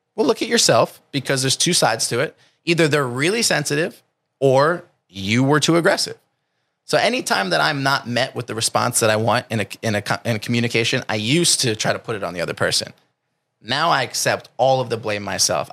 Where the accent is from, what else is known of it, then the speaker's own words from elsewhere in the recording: New Jersey, United States; now in California, United States; I come from New Jersey, which might be different than where I live now in California.